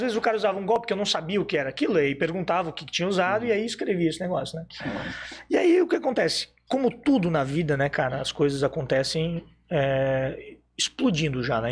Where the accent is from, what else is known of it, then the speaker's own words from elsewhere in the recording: Blumenau, Santa Catarina, Brazil; sou de Blumenau